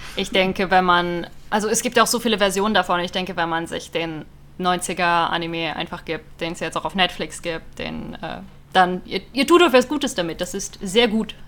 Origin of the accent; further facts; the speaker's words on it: near Stuttgart, Baden-Württemberg, Germany; moved away as an adult; now in Berlin, Germany; ich bin ursprünglich aus Süddeutschland, aus der Nähe von Stuttgart und bin nach Berlin gezogen